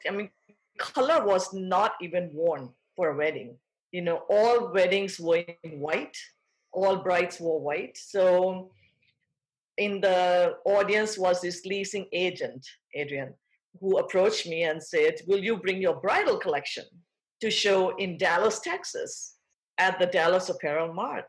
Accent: Thailand; moved away; I was born and raised in Thailand. I'm fourth generation Thai, but of Indian parents

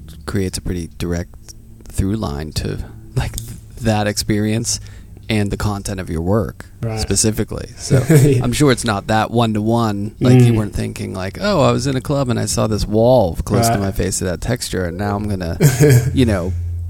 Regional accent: Pittsburgh, Pennsylvania, United States; now in New York, United States; I grew up in Pittsburgh. It's a pretty gray city.

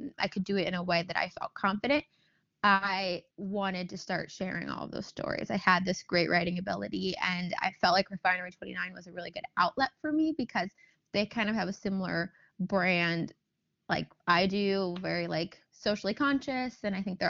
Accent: Los Angeles, California, United States; I obviously was born and raised in Los Angeles

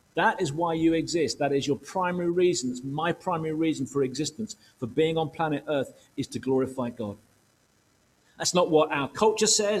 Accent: United Kingdom; emotionally challenged Brits

